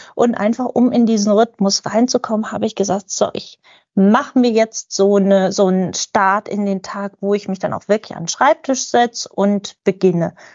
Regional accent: Lübeck, Schleswig-Holstein, Germany; ich komme aus Lübeck

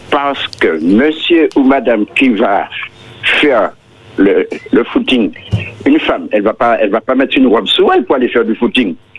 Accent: Martinique; Je suis de la Martinique

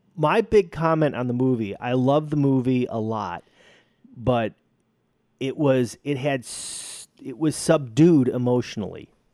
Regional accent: Chicago, Illinois, United States; I'm from Chicago

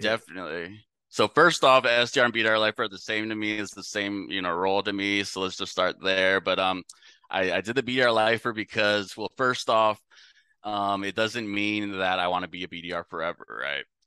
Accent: San Francisco, California, United States; moved away as an adult; also born or lived in Louisiana / Texas; now in Dallas, United States; I'm up from the San Francisco Bay Area

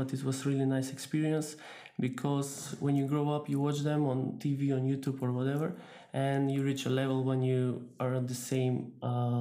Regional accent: Skopje, North Macedonia; I'm coming from Skopje, North Macedonia.

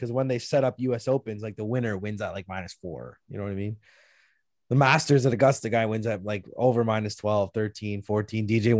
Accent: Canada; we're Canadian.

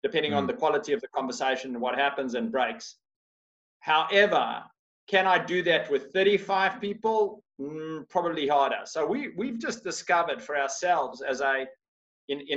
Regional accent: Australia; I'm from Australia

